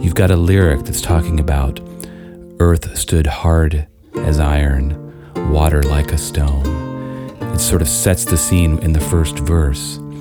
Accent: Austin, Texas, United States; I grew up in Austin as a child

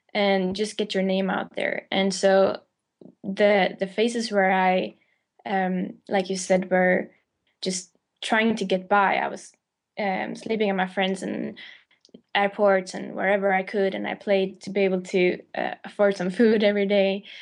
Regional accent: Sweden; moved away as an adult; now in London, United Kingdom; I moved to London from Sweden, where I'm born

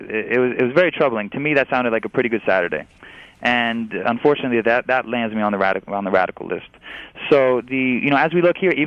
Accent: New York, United States; as a New Yorker, as an American Muslim

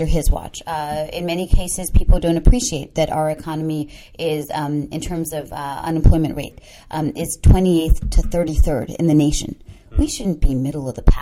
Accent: Maryland, United States; also born or lived in Sri Lanka; growing up in Maryland

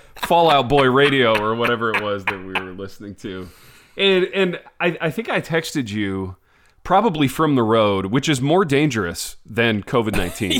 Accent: United States; as an American

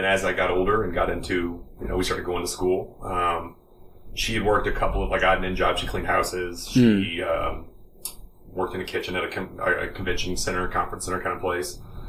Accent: Hermann, Missouri, United States; also born or lived in Texas; here when I was like 4 or 5 years old, and I've been in Missouri ever since. And I grew up on a little farm out by Herman, Missouri

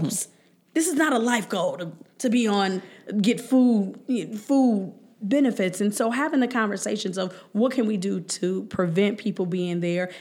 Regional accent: Cleveland, Ohio, United States; I grew up in Huff

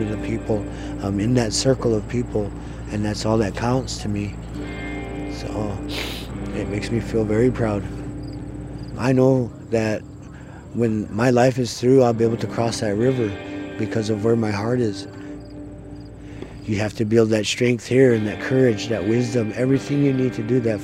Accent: Little Eagle, South Dakota, United States; I'm from Standing Rock. I grew up in a place called Little Eagle, just south of here

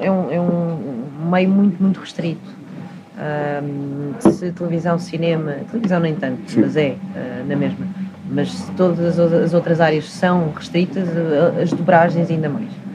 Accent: Portugal; eu nasci aqui, cresci aqui

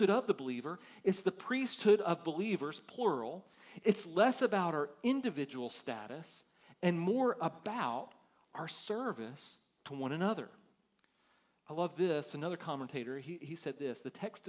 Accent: United States; as American Christians

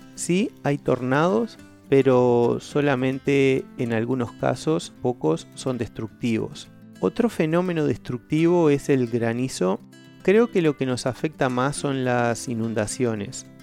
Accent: Uruguay; soy de Uruguay un pequeño país en Sudamérica entre dos gigantes, Argentina y Brasil.

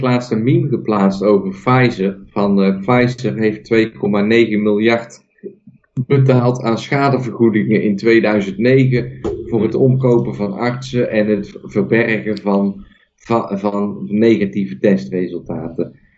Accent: Netherlands; Ik ben nog steeds geboren in Nederland

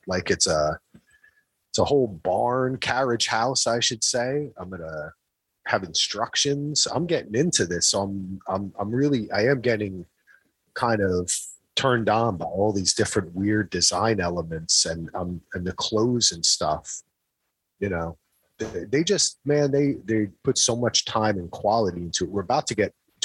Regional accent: New Jersey, United States; I'm from New Jersey

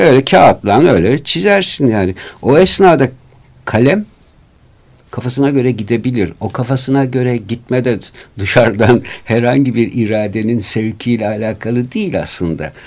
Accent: Istanbul, Turkey; Şimdi ben burada bu memlekette doğdum büyüdüm.

